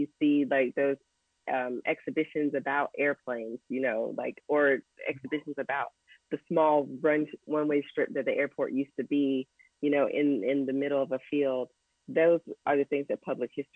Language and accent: English; Raleigh, North Carolina, United States; I'm a Southerner too.